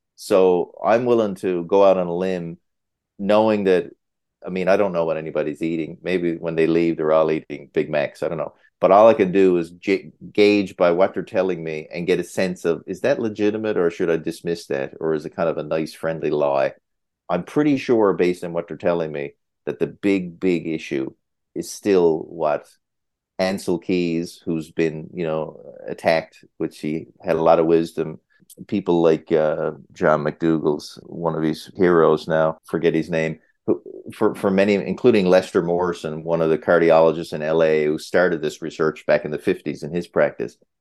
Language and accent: English; Newfoundland and Labrador, Canada; moved away as an adult; also born or lived in Hamilton, Ontario; now in Muskoka, Canada; I'm a Newfoundlander